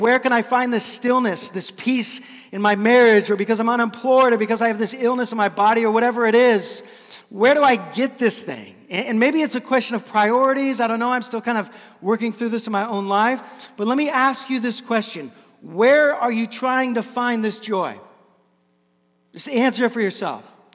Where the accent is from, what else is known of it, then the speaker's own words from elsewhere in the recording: Seattle, Washington, United States; Growing up in Seattle